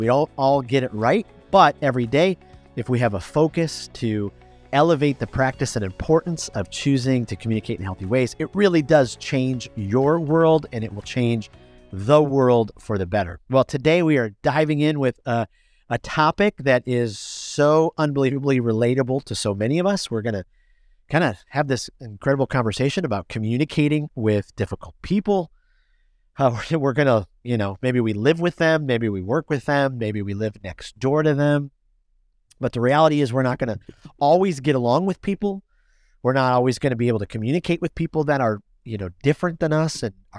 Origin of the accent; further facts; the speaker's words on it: Michigan, United States; now in Florida, United States; I mean, I grew up born and raised in Michigan. I live in Florida now. But, you know, as Michiganders, we loved our sports teams.